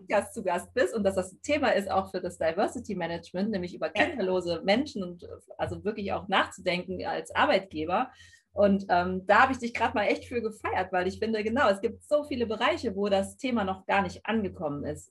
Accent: Cologne, North Rhine-Westphalia, Germany; now in Brandenburg, Germany; Ich komme ja auch aus Köln

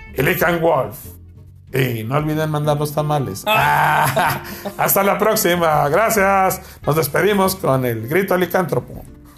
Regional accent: Mexico; somos mexicanos

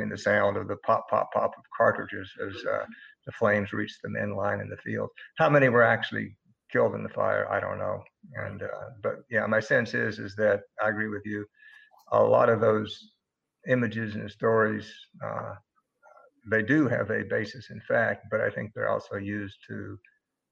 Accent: Tennessee, United States; also born or lived in Virginia; I was born in Virginia and grew up in Tennessee

